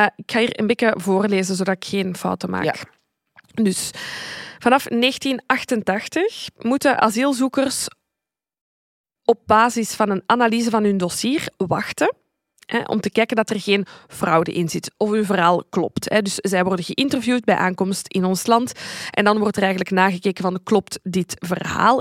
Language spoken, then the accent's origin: Dutch; Zaventem, Flanders, Belgium; want ik ben van Zaventem en Steenokkerzeel ligt daar vlakbij.